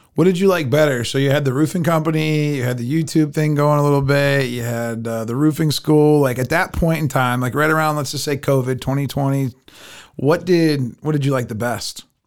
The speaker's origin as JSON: {"language": "English", "country": "United States", "tie": "born or raised there", "said": "we grew up in America"}